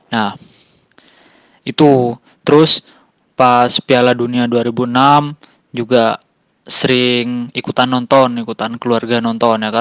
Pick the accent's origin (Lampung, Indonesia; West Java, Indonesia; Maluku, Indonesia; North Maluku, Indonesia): West Java, Indonesia; Bandung; ane dari Bandung, mahasiswa di salah satu kampus di Bandung.